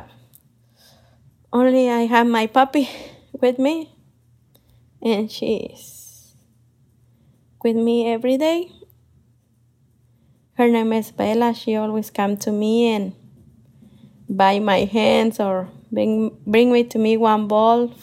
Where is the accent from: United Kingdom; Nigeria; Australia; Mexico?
Mexico; Michoacán; English is a second language; now in Columbus, United States